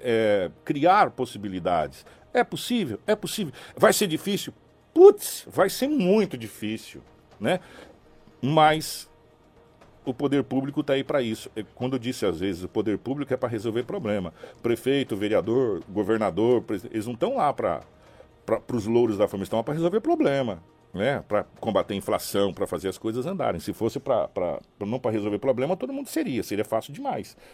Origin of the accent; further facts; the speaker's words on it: Mato Grosso, Brazil; also born or lived in Sinop; Nós somos cidadão mato-grossense